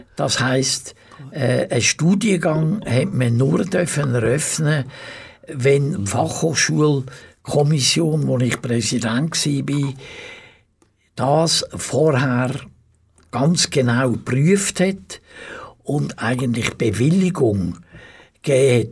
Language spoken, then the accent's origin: German; Rheinfelden, Aargau, Switzerland; also born or lived in Baden; Ich bin in Rheinfelden, wo ich aufgewachsen bin